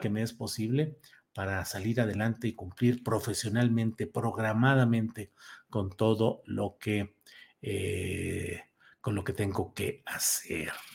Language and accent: Spanish; Torreón, Coahuila, Mexico; moved away; mi querida ciudad natal